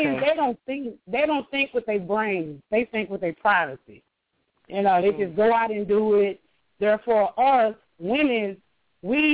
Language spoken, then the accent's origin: English; Atlanta, Georgia, United States; I'm from Atlanta, Georgia.